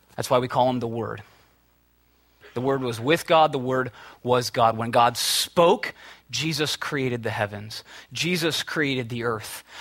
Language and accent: English; Minnesota, United States; moved away as an adult; now in California, United States; I'm from the Midwest, from Minnesota. We had a PE teacher that was crazy, absolutely crazy. He made us dance in class, in high school